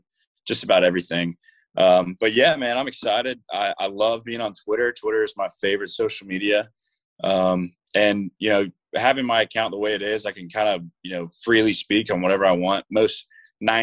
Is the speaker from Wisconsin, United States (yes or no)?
no; Jacksonville, Florida, United States; I'm from Jacksonville, Florida.